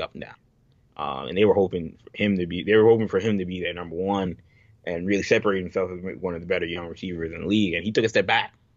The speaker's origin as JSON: {"language": "English", "country": "United States", "said": "I'm an American"}